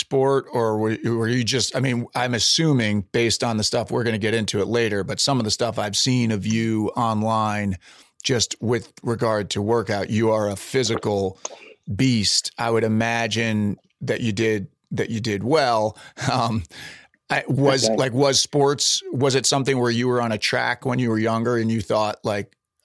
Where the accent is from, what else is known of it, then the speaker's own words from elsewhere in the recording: Pound Ridge, New York, United States; I'm from Westchester County, or I'll say like the actual address where I grew up was Pound Ridge